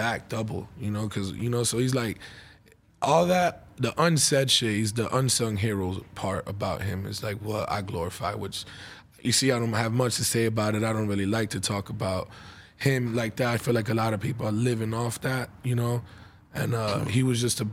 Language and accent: English; Orlando, Florida, United States; we're from Orlando